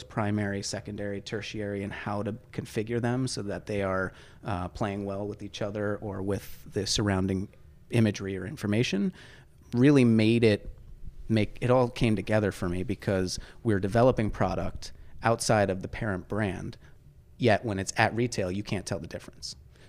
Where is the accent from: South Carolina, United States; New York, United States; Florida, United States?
New York, United States; New Paltz; also born or lived in Highland, New York / Kingston, New York; born and raised